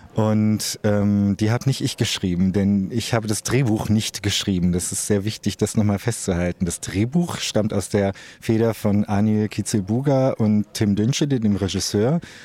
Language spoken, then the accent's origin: German; Osnabrück, Lower Saxony, Germany; in meiner Heimatstadt Osnabrück